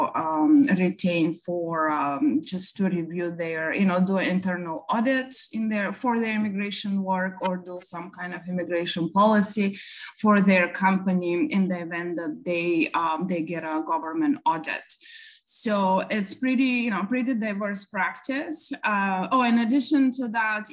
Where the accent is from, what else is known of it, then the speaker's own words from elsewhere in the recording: Bulgaria; now in Dallas, United States; originally I'm from Bulgaria. I moved to the United States back in 1999